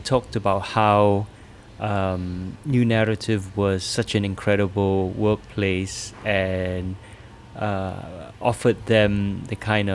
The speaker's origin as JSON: {"language": "English", "country": "Singapore", "said": "as a Singaporean running this organization"}